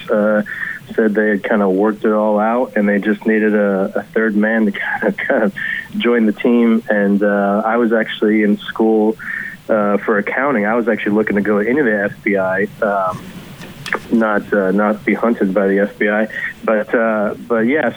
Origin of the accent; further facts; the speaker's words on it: Kentucky, United States; now in Brooklyn, United States; I grew up in Kentucky